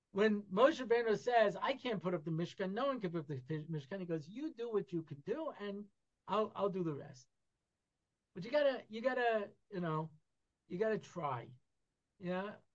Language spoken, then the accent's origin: English; United States; I grew up in America in you know in the '60s and '70s